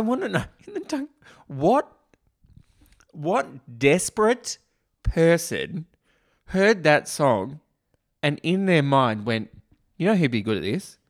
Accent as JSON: {"language": "English", "country": "Australia"}